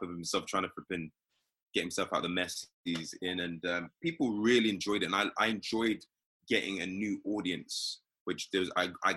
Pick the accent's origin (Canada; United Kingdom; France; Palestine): United Kingdom; London; accent: British; moved away as an adult; now in United States; I'm from here